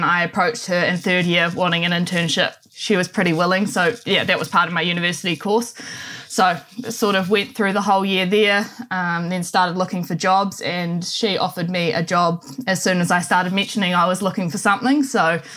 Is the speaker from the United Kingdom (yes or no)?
no; Manawatū-Whanganui, New Zealand; So I grew up in the Manawatu, born and bred here and still currently live here.